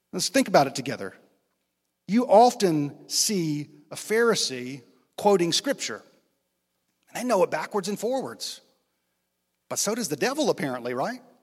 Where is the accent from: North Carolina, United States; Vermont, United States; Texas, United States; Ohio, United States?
North Carolina, United States; Rocky Mount; also born or lived in Fayetteville, North Carolina; In the middle of the fifth grade, we moved from Fayetteville, North Carolina to Rocky Mount